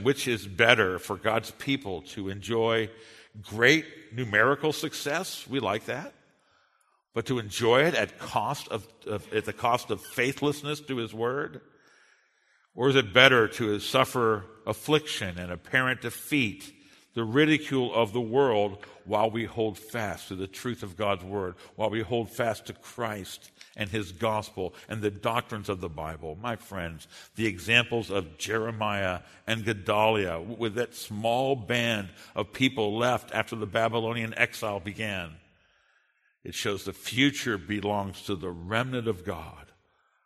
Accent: United States; I'm a Westerner, and I'm an American

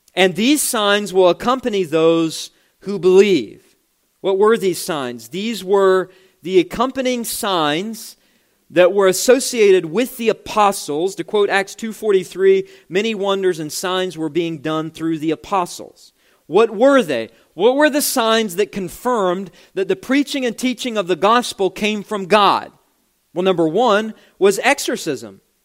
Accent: West Virginia, United States; my home state of West Virginia.

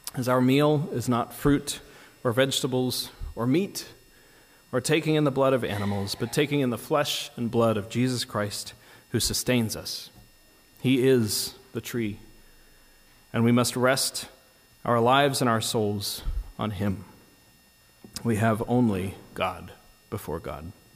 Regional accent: United States; as an American

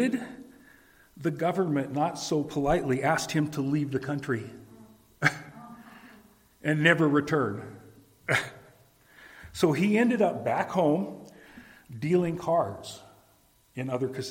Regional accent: Reno, Nevada, United States; growing up in Reno

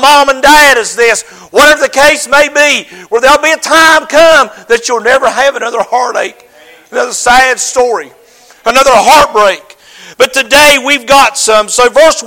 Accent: United States; I'm an American

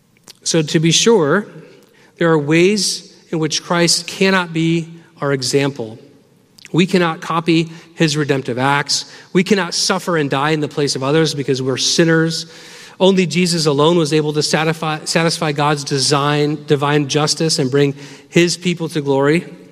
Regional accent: Michigan, United States; I'm from Michigan. I don't know if it comes out in the accent. I think it's gone. But that's where I'm from.

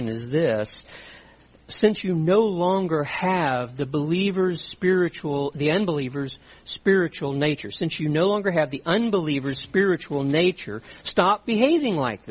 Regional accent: South Louisiana, United States; I grew up in South Louisiana

